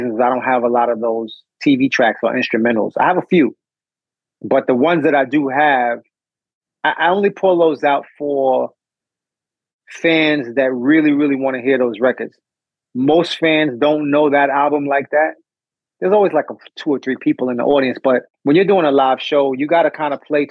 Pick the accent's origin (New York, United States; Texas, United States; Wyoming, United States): New York, United States; born or raised there